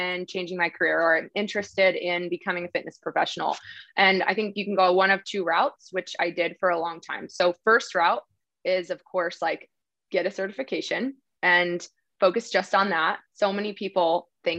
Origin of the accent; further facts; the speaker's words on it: New Jersey, United States; moved away as an adult; also born or lived in Dallas, Texas; now in West Texas, United States; So I'm originally from New Jersey, and I moved to Texas 8 years ago